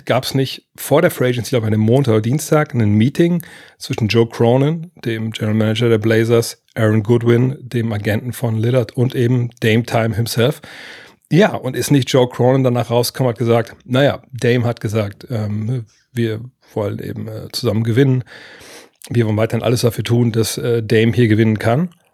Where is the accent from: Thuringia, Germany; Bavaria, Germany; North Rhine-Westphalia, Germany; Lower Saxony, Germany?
Lower Saxony, Germany; also für mich als Niedersachse und einer, der in Wolfsburg sitzt